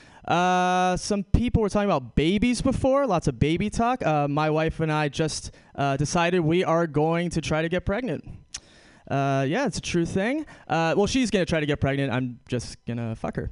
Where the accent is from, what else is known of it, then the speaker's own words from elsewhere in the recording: New York City, New York, United States; I'm a straight white man from New York City